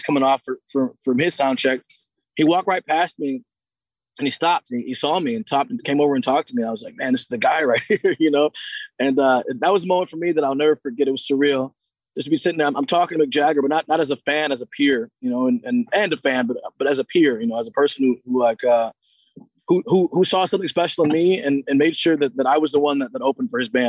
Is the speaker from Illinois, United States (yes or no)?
no; Seattle, Washington, United States; to be from my hometown and like for an expansion team to first of all come to Seattle.